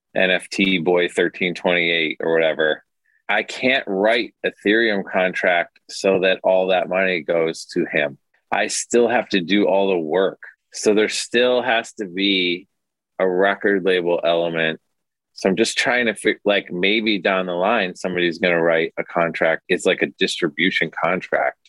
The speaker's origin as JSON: {"language": "English", "town": "Detroit", "region": "Michigan", "country": "United States", "tie": "born or raised there", "also_born_or_lived": "Cleveland, Ohio", "said": "I was born in Cleveland and then we moved to Detroit and I just had a very classic like Midwest, just like a little kid in the suburbs"}